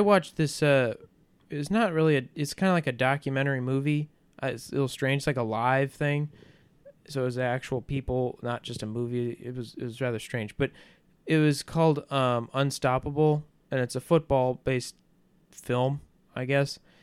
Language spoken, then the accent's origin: English; United States; I am an American